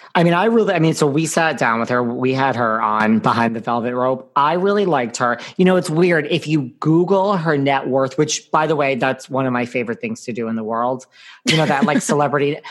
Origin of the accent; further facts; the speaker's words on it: Connecticut, United States; accent: New York; also born or lived in New York City; I grew up between the city and Connecticut